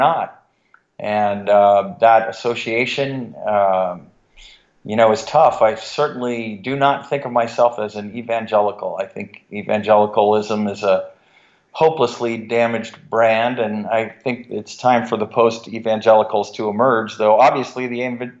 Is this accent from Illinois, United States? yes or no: no; San Francisco Bay Area, California, United States; I grew up in the San Francisco Bay Area.